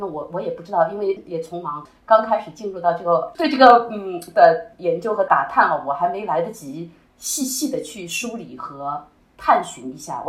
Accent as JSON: {"language": "Chinese", "country": "China", "said": "就就是我们中国人起心就开始拍片。"}